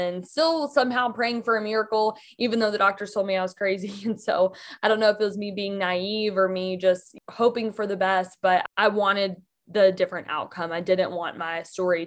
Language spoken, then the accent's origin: English; Mississippi, United States; now in Michigan, United States; I grew up in Mississippi, but I actually live in Michigan now